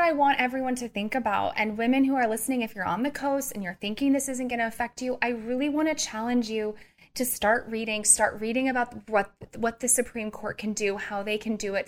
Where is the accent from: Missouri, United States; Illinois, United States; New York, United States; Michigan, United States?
Missouri, United States; I'm also from Missouri, which is one of the strictest states